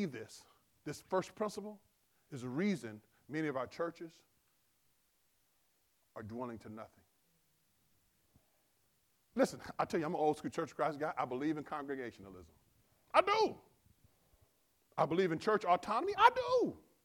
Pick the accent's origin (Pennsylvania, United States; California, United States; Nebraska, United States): California, United States; Compton; I grew up in Compton